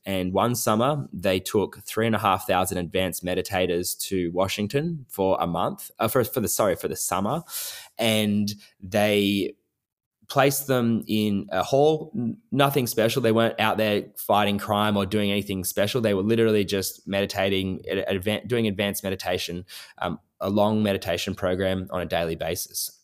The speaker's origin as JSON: {"language": "English", "town": "Nowra", "region": "New South Wales", "country": "Australia", "tie": "born or raised there", "also_born_or_lived": "New York City, United States", "moved": "as an adult", "said": "my hometown and do it in my town of Nowra"}